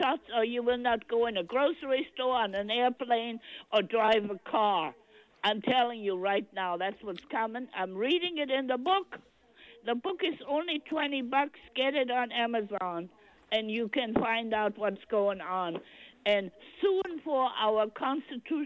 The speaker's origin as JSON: {"language": "English", "country": "Germany", "moved": "yes", "lives_now": "United States", "said": "I'm from Germany"}